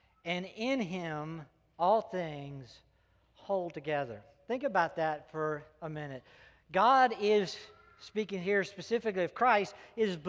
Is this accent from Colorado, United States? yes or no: no; South Carolina, United States; I was born and raised in South Carolina